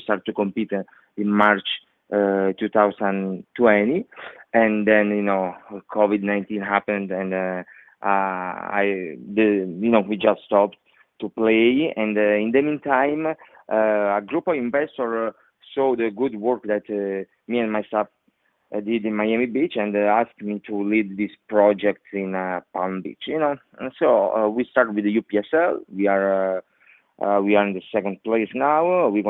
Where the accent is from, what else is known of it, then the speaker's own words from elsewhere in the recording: Italy; English is a second language; now in United States; I came from Italy, you know, so it's totally different.